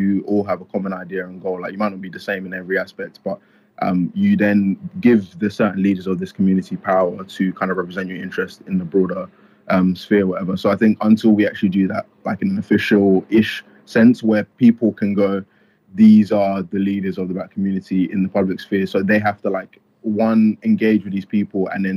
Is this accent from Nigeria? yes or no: yes; Nigeria; now in United Kingdom; I was born in Nigeria